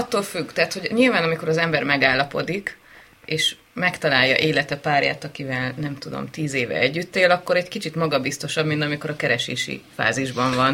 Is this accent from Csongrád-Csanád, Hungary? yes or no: no; Nagyatád, Somogy, Hungary; születtem én Nagyatádon